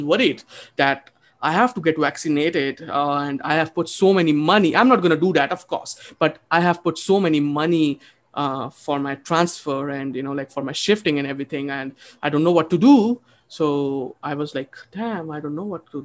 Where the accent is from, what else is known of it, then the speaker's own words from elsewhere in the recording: India; moved away; also born or lived in Texas, United States; I'm an Indian